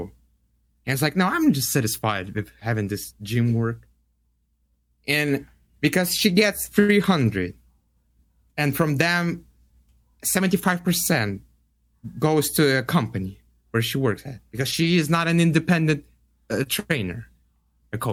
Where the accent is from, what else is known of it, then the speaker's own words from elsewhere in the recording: Russia; moved away; I was like, Russia